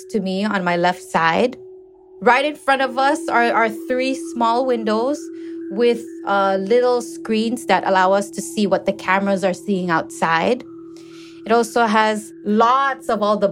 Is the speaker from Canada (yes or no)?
no; Pohnpei, Micronesia; I was born in Pohnpei